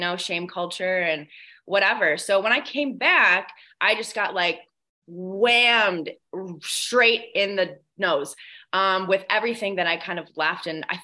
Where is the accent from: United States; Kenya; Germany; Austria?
United States; Buffalo, New York; moved away as an adult; also born or lived in Los Angeles; I moved back to Buffalo from Los Angeles in June, July-ish of 2021